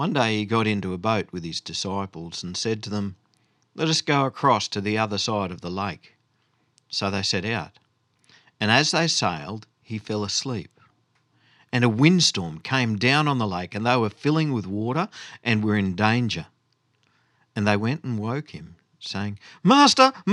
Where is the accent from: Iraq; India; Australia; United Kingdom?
Australia; Goondiwindi, Queensland; I grew up in Gundawindi